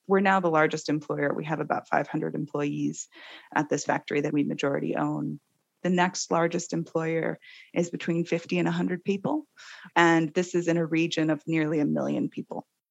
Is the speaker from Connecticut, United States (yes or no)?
no; Seattle, Washington, United States; I am originally from Seattle, born and bred